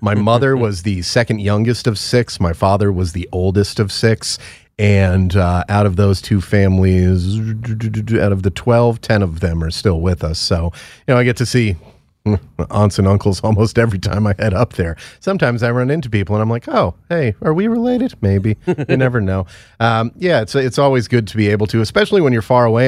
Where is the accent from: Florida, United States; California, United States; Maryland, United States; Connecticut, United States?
Connecticut, United States; Stamford; my hometown of Stamford, Connecticut